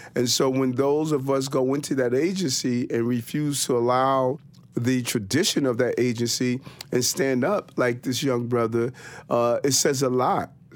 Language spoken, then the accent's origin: English; New York City, New York, United States; also born or lived in Brooklyn, New York; I was born in Brooklyn on Gates Avenue, and my mother, uh, moved us to South Jamaica, Queens